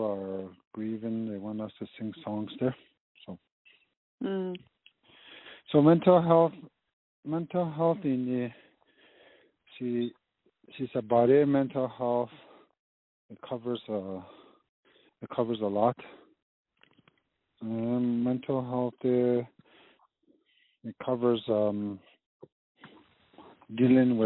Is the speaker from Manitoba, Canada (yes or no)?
yes; Lac Brochet, Manitoba, Canada; I'm from Lac Rocher, Manitoba.